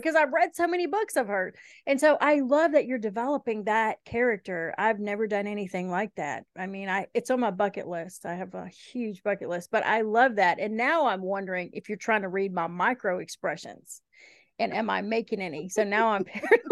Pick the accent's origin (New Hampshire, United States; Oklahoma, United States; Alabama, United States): Alabama, United States; Helena; moved away; also born or lived in Eastern Kentucky; We moved when I was little from Kentucky to Shelby County, Alabama.